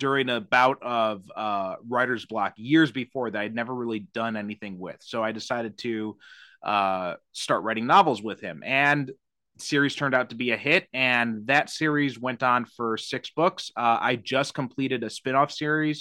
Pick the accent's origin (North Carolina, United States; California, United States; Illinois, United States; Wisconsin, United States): Illinois, United States; Chicago; moved away; I'm originally from the Chicagoland area